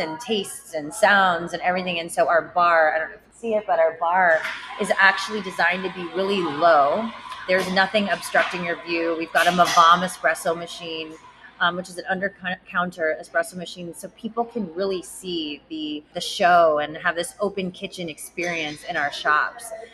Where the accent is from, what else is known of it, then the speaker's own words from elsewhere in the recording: San Diego, California, United States; I grew up in Rancho Bernardo